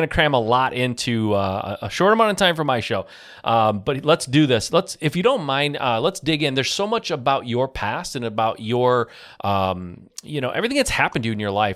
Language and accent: English; Michigan, United States; I grew up in Michigan